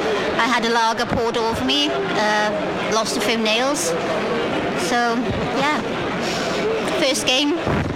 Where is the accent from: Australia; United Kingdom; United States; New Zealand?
United Kingdom; Mountain Ash, Wales; I'm from Mountain Ash.